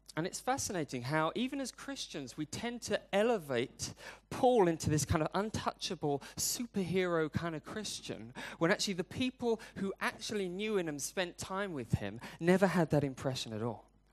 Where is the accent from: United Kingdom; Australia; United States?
United Kingdom; I'm British